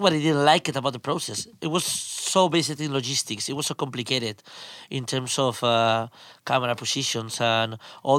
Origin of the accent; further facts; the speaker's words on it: Spain; I'm a filmmaker from Spain